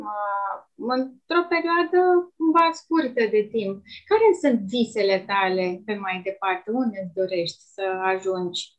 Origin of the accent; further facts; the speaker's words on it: Romania; eu am simțit uh, mândrie, așa că sunt român